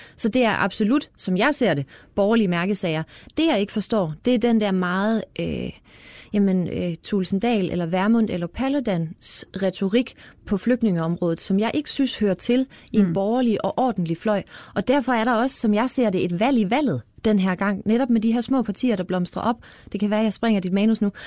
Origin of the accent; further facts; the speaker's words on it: Fredericia, Southern Denmark, Denmark; jeg er fra Fredericia